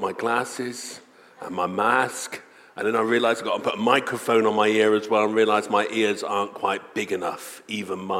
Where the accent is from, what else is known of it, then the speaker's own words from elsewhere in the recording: United Kingdom; we are British